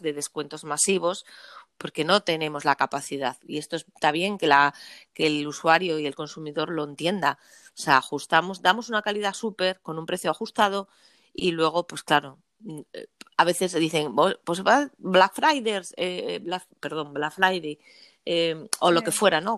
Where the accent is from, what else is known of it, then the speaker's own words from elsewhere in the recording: Asturias, Spain; estamos en Asturias, cualquier necesidad que tengas de mi tierra, de la tierra asturiana